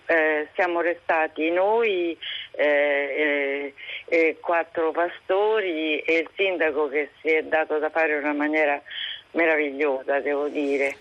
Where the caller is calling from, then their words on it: Castel Sant'Angelo sul Nera, Marche, Italy; io chiamo da Castel Sant'Angelo sul Nera